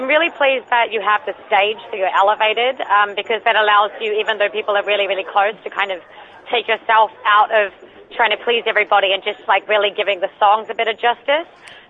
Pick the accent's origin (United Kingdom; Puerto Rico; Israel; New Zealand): New Zealand; Christchurch, Canterbury; I'm from Christchurch, it's in the South Island.